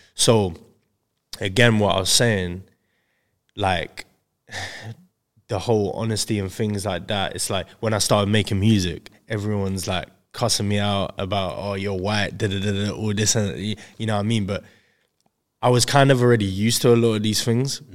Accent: Crawley, South East England, United Kingdom; I'm from Crawley, West Sussex

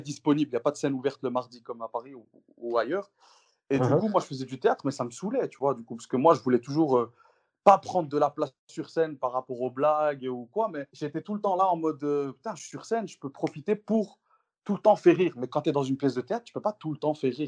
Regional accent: Brussels, Brussels-Capital Region, Belgium; chez nous, à Bruxelles

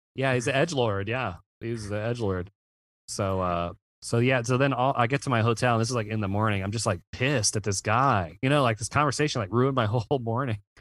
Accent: Virginia, United States; I'm from Virginia

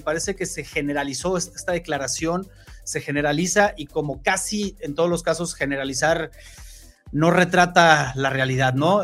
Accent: Mexico; yo como mexicano

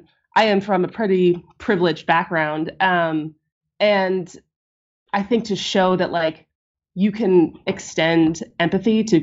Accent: Madison, Wisconsin, United States; growing up in Madison, my high school was down the street from

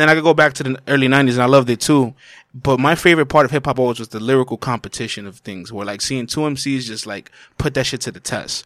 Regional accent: New York City, New York, United States; also born or lived in Dominican Republic; I'm a kid from the Bronx. Well, I was born in D R, but I grew up in the Bronx

